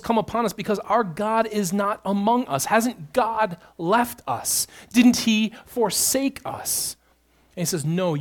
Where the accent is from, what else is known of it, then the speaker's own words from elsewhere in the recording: Midland, Michigan, United States; also born or lived in Houghton, Michigan; I grew up in Midland. I lived in this area for the first 18 years of my life